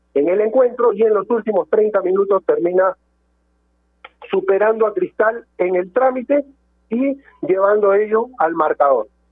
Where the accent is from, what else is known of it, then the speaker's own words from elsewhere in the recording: Peru; nosotros como peruanos